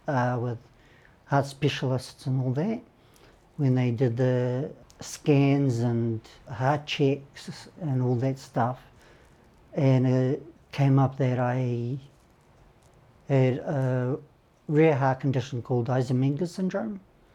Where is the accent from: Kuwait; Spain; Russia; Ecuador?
Russia; I realised as a kid, growing up in Russia, that there was something not right with me, with my health.